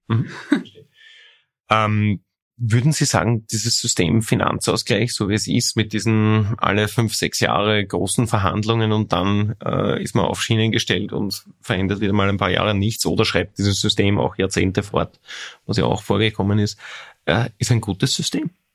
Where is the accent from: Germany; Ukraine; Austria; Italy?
Austria; Lower Austria; bei uns in Niederösterreich